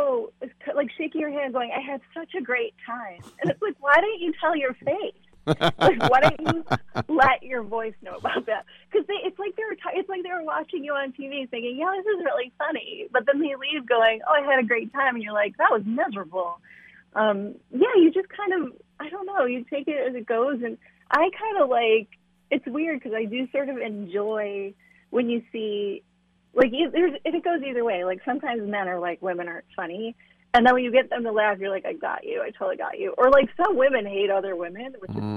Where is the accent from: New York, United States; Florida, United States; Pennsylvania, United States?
New York, United States; Buffalo; also born or lived in Raleigh, North Carolina / Sonoma County, California / Los Angeles, California; now in Memphis, United States; I grew up in Buffalo